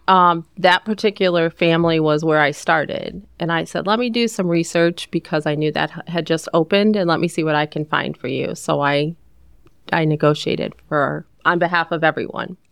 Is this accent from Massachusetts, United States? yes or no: no; Ohio, United States; moved away as an adult; also born or lived in Northern Virginia; I grew up in Ohio